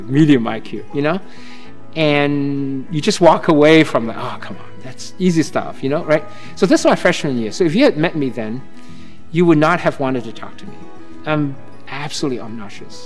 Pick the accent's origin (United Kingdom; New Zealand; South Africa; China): China; also born or lived in Southeast Asia / Cambridge, Massachusetts; now in Falmouth, United States; growing up in China